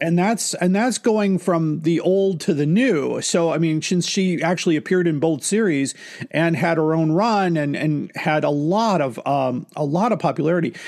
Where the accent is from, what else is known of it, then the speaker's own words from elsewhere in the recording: Chicago, Illinois, United States; growing up in Chicago